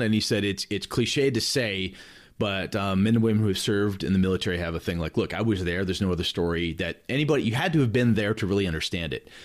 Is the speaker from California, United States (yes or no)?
no; Wausau, Wisconsin, United States; also born or lived in Madison, Wisconsin; I'm actually back in my hometown of Wausau now, but I moved from Wausau to Madison for college.